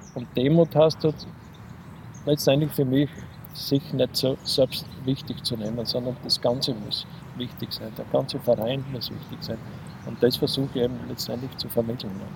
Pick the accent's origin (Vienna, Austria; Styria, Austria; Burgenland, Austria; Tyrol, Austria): Styria, Austria; Köflach; also born or lived in Linz; habe zuerst als aktiver Fußballer gespielt bei uns in Köflach